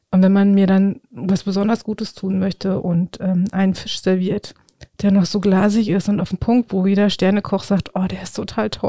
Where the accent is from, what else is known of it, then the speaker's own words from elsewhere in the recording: Brandenburg, Germany; Ich liebe das. Ich komme aus dem Spreewald.